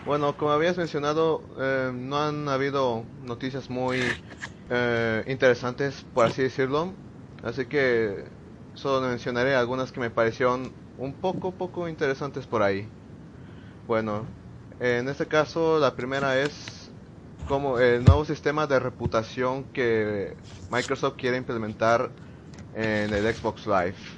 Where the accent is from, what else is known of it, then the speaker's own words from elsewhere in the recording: Tuxtla Gutiérrez, Chiapas, Mexico; soy de Tuxtla Gutiérrez